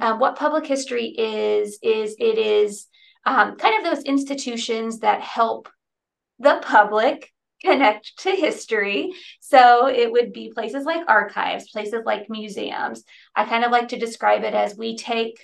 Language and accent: English; United States; also born or lived in Texas / New Mexico / North Carolina; now in Austin, United States; I'm from Texas and New Mexico and all my family's here.